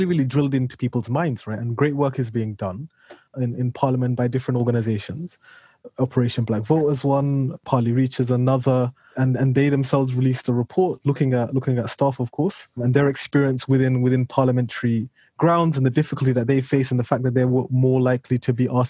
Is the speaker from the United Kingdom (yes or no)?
yes; United Kingdom; I'm a British citizen. I was born, brought up here.